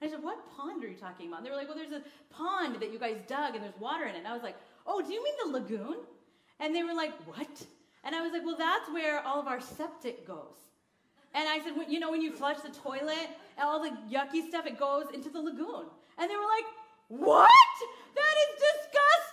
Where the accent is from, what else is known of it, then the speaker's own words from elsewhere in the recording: Kansas, United States; also born or lived in India / Seattle area; now in Seattle, United States; I grew up in small town Podunk, Kansas